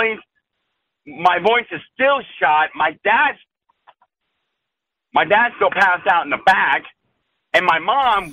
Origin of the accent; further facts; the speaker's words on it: Coronado, California, United States; I grew up in San Diego, in Coronado Island